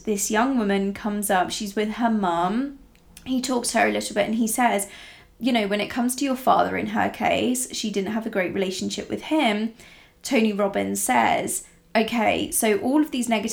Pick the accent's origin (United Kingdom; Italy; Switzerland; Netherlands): Italy; I grew up in Italy, rural Italy, from when I was very, very young.